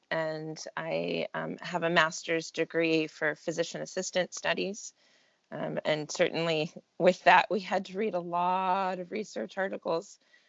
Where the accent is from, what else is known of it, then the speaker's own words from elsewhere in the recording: Texas, United States; born there; also born or lived in California / Italy; now in Oregon, United States; So I am currently in Oregon, near Salem. Okay. And I've lived in California before that. I've lived in Italy for a few years and born in Texas. So kind of a bit of everywhere.